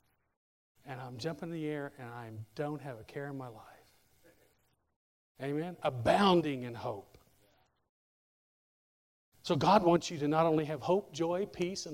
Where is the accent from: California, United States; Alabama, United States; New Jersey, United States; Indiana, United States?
Indiana, United States; moved away; I grew up in Indiana